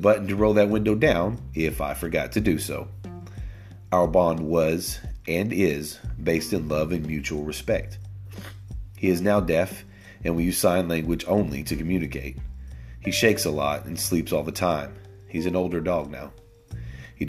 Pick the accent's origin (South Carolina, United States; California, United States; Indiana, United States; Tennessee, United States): Tennessee, United States; I began training dogs when I was just a boy growing up in Tennessee.